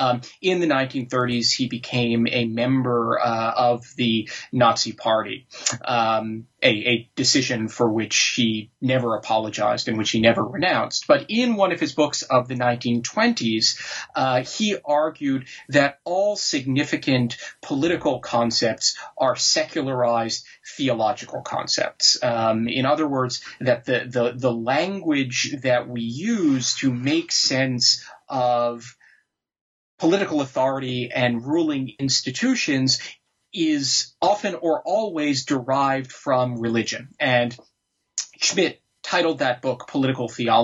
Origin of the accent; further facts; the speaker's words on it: New York, United States; Well, I grew up mostly in the New York area, where I had a very conventional sort of suburban upper middle class life of the sort that one sees on television.